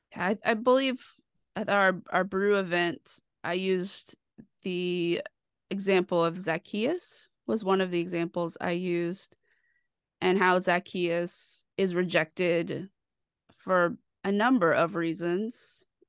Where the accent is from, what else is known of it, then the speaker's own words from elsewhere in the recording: Dallas, Texas, United States; I grew up in Dallas, where I like to say I grew up in the shadows of First Baptist Dallas